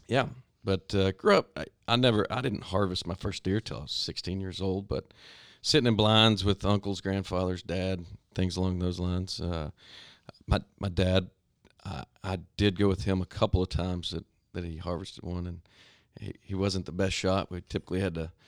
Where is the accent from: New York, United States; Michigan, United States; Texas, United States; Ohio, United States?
Texas, United States; Stephenville; I grew up in Stephenville, Texas. Still live there